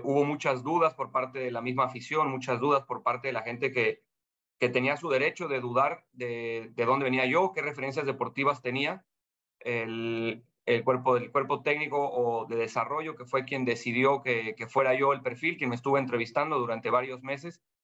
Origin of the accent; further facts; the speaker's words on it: Mexico; moved away as an adult; now in Panama; como mexicano